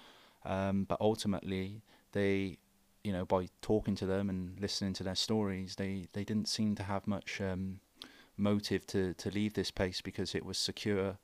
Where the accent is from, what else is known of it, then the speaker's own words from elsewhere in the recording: United Kingdom; I'm British